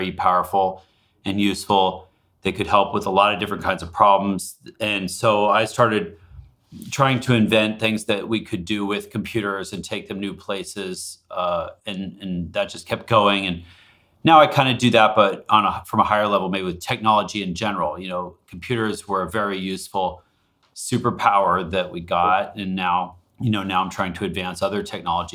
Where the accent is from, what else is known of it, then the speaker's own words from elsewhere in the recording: Alaska, United States; now in Seattle, United States; I grew up in Alaska